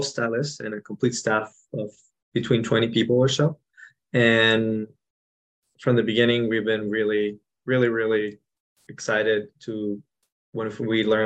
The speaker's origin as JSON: {"language": "English", "country": "Mexico", "tie": "born or raised there", "moved": "yes", "said": "I grew up in Mexico, in a ranch, so in the rural part of Mexico, not even in the city."}